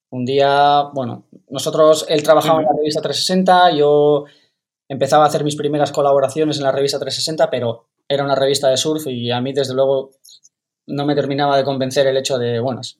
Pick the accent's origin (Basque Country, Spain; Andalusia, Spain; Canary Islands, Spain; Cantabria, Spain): Canary Islands, Spain; also born or lived in Burgos; Pues yo nací, nací en Burgos, y nada, cuando, cuando era bastante pequeño mi, mi, familia se mudó a Canarias y allí empecé a patinar.